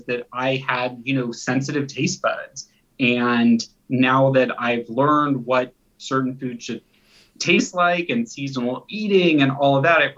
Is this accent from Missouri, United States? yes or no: yes; Kansas City, Missouri, United States; moved away as an adult; also born or lived in Bay Area, California / Los Angeles, California; Kansas City is my hometown because that's where I was raised from the time I was four until I went off to college